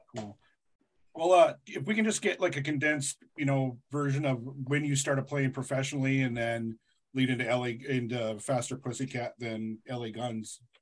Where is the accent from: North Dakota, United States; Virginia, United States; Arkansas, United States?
North Dakota, United States; I grew up in North Dakota.